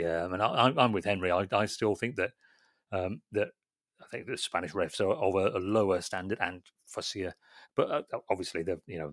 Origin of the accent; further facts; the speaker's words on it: England, United Kingdom; as an Englishman